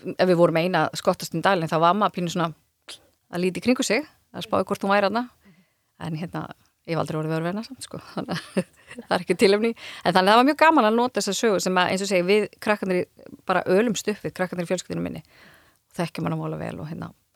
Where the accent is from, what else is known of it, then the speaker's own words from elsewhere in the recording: Dýrafjörður, Westfjords, Iceland; ég er úr dýrafjörðunum